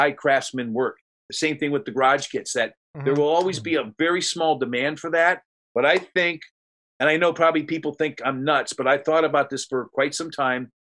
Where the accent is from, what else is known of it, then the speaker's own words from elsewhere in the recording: near Cleveland, Ohio, United States; there's Amish countries between my hometown up near Cleveland and Columbus